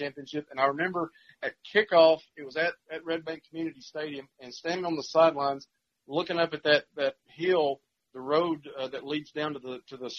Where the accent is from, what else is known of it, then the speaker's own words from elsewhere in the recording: South Pittsburg, Tennessee, United States; growing up in the Valley